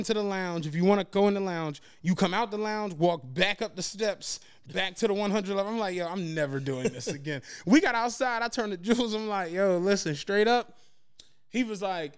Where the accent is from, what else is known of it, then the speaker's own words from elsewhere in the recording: Philadelphia, Pennsylvania, United States; I'm from Philadelphia